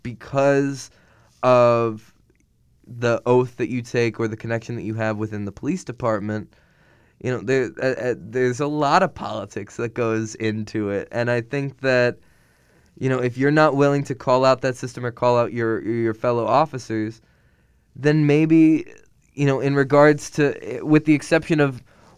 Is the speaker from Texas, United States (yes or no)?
no; Pennsylvania, United States; growing up in Pennsylvania, middle of nowhere, PA. Very rural area